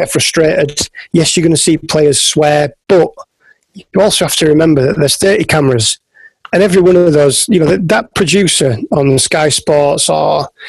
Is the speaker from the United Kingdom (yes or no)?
yes; Yorkshire and the Humber, United Kingdom; I'm from West Yorkshire in the north of England